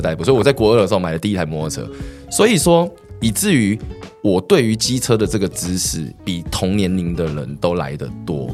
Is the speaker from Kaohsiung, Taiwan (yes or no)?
no; Xindian, New Taipei, Taiwan; 因为我从小都在新店长大，是。在新店长大